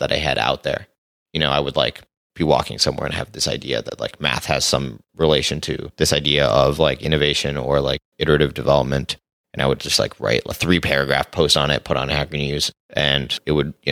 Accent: Singapore; moved away as an adult; also born or lived in Los Angeles, United States; So I grew up in Singapore and then I moved to LA to go to school.

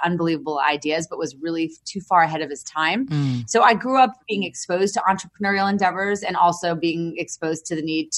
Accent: New York City, New York, United States; I was born in New York City and grew up in and out of the city

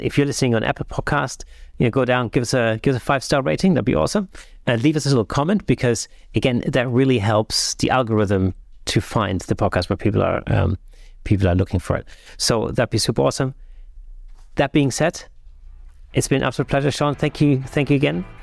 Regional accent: Southern Germany, Germany; now in United Kingdom; in the south of Germany where I grew up.

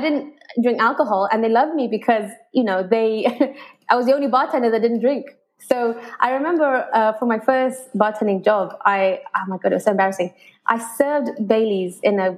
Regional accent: Malaysia; moved away as an adult; also born or lived in United Kingdom; At the time, I was in Malaysia, so I'm half English, mm-hmm. half Malaysian.

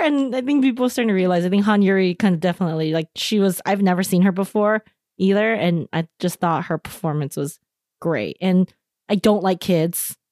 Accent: San Gabriel Valley, California, United States; I grew up in the Singularable Valley

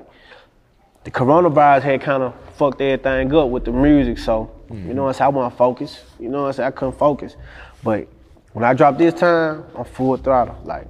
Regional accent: Helena, Arkansas, United States; From where I'm from, Helena.

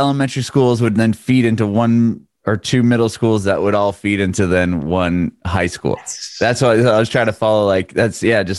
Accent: San Diego, California, United States; moved away as an adult; this area I was from just started to really grow

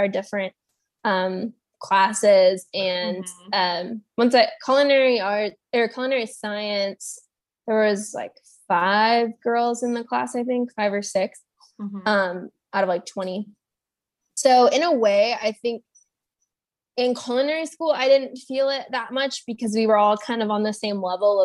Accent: San Antonio, Texas, United States; I'm from San Antonio

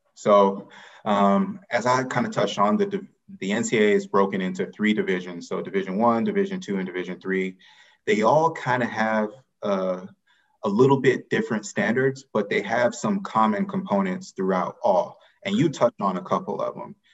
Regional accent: Atlanta, Georgia, United States; I grew up in Atlanta, Georgia

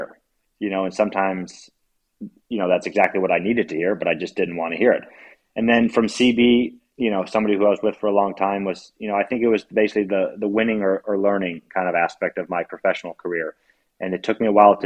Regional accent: United States; as an American

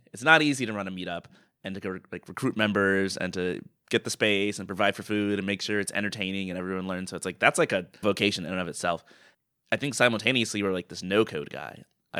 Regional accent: Atlanta, Georgia, United States; We grew up in Atlanta, so our mom is there.

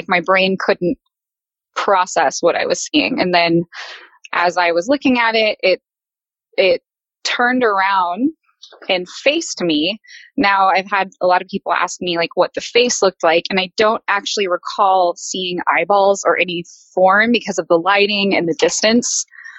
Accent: Texas, United States; I'm from Texas, actually. So I don't have a whole lot of experiences with bears.

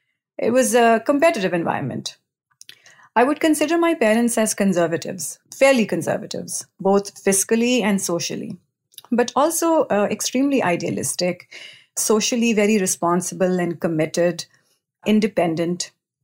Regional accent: New Delhi, Delhi, India; I was born and raised in New Delhi, India. Delhi is the capital city of India.

